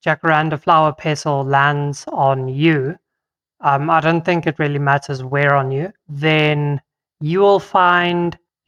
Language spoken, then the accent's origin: English; South Africa; first language Afrikaans; English is a second language; My native tongue of Afrikaans, jacaranda.